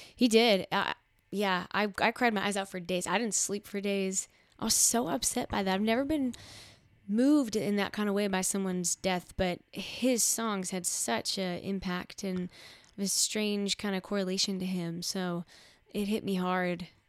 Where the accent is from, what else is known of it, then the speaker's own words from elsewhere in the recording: Midwest, United States; I come from the Midwest